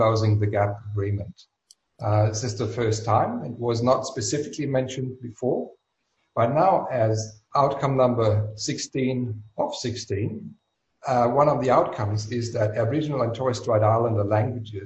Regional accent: Germany; accent: German; English is a second language; moved away as an adult; now in Australia; I was born and raised in Germany. I still speak with a German accent

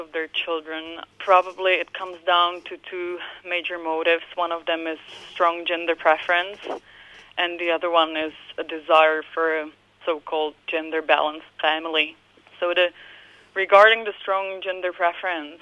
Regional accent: Prague, Czechia; I grew up in Central Europe, in Prague, in the Czech Republic

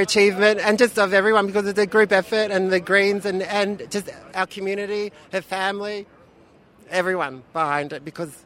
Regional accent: Melbourne, Victoria, Australia; Melbourne born and bred

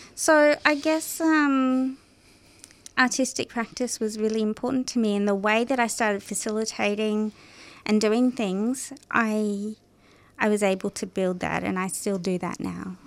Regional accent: Parramatta, New South Wales, Australia; I was born in Parramatta

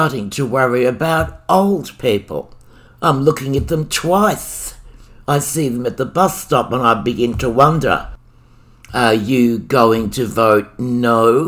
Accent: Australia; also born or lived in Victoria; I'm Australian

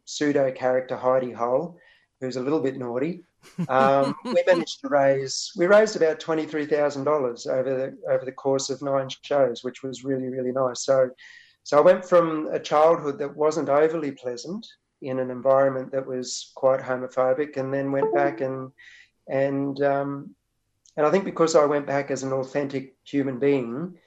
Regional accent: Sapphire Gemfields, Queensland, Australia; now in Wurundjeri lands (Melbourne area), Australia; I was growing up on the Sapphire Gemfields, which is about almost 4 hours inland from Rockhampton.

